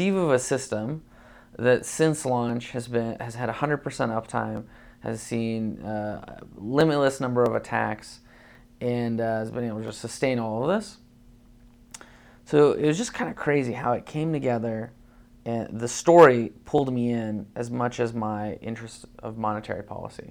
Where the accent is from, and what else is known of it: Boulder, Colorado, United States; born or raised there; also born or lived in Uzbekistan